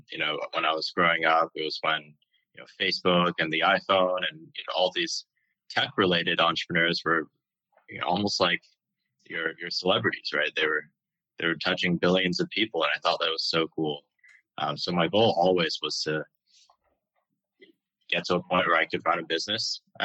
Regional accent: Beijing, China; also born or lived in California / Hong Kong; now in United States; I was born here in California, but spent most of my childhood in Beijing and Hong Kong.

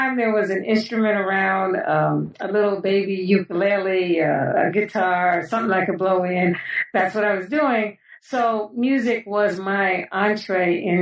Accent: New York City, New York, United States; I was born and raised in New York City, in the Bronx specifically

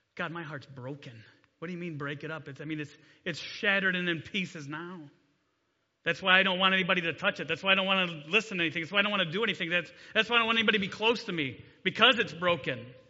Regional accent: Delta, Ohio, United States; also born or lived in Grayson, Kentucky; I grew up in Delta. I graduated from Delta High School a long time ago.

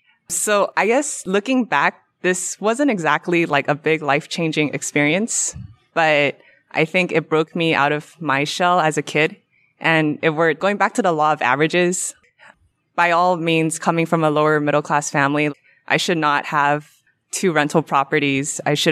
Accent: California, United States; I'm from Orange County, California.

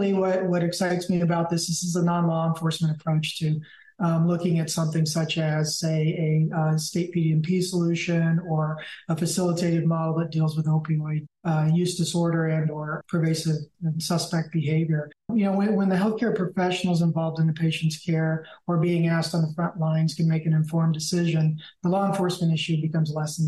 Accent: Missouri, United States; I hail from Missouri, which borders 8 states

